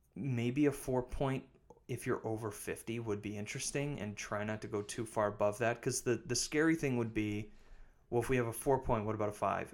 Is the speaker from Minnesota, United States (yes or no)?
no; River Falls, Wisconsin, United States; I grew up in River Falls.